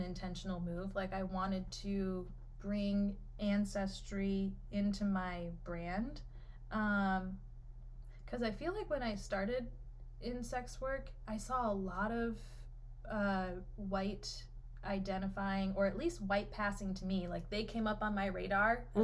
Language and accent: English; United States; also born or lived in Detroit; I identify as white American